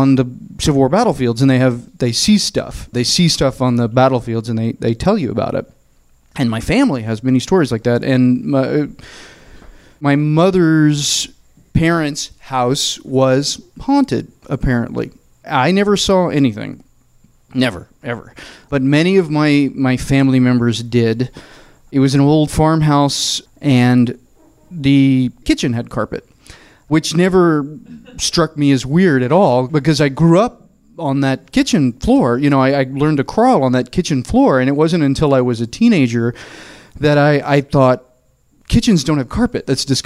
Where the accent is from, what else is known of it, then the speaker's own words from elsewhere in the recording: Murfreesboro, Tennessee, United States; now in Los Angeles, United States; I am from the South. My family is very Southern, and we're from a small town called Murfreesboro, which is 30 miles south of Nashville